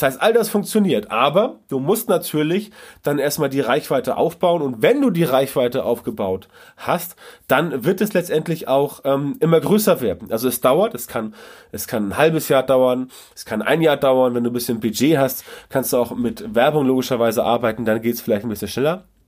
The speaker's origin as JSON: {"language": "German", "country": "Germany", "said": "bei uns in Deutschland"}